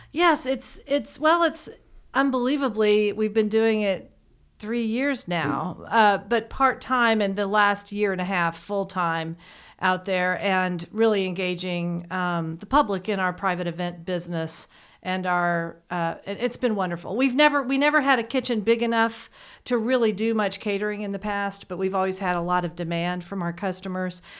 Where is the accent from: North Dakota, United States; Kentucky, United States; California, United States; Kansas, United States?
Kentucky, United States; Lexington; I grew up here in Lexington. I, I actually grew up on State Street.